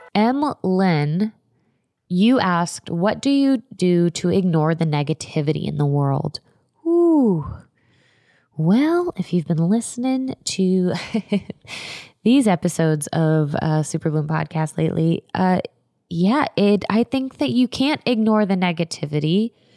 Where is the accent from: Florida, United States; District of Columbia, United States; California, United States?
Florida, United States; I am from Florida. I grew up going to Gatorland